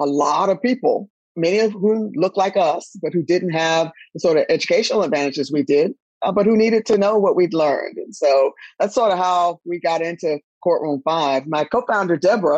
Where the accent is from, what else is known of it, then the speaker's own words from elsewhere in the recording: Durham, North Carolina, United States; moved away as an adult; I am from Durham, North Carolina, my hometown.